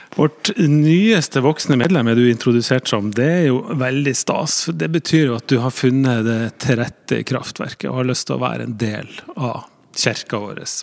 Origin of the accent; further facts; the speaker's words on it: Northern Norway, Norway; jeg kommer fra Nord-Norge